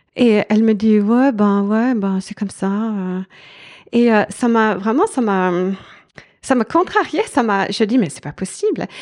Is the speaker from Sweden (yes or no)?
yes; Sweden; French is a second language; moved away as an adult; also born or lived in France / Switzerland; j'ai grandi en Suède et euh, toute mon éducation est là, de, là-bas.